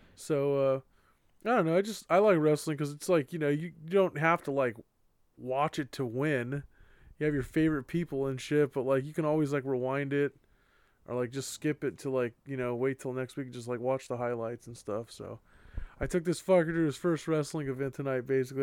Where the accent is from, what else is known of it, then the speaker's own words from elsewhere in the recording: California, United States; We're from California